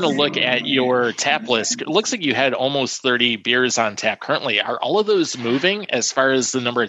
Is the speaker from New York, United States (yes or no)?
no; Rogers City, Michigan, United States; I'm from Rogers City